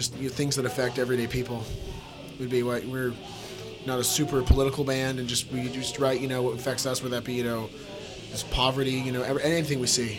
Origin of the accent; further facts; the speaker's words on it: Seattle, Washington, United States; since I'm from Seattle